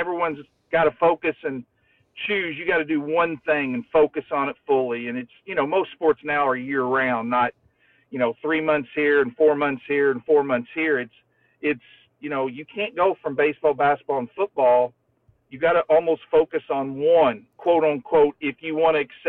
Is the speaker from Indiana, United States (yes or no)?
yes; Floyds Knobs / New Albany area, Indiana, United States; I was 10 minutes from the University of Louisville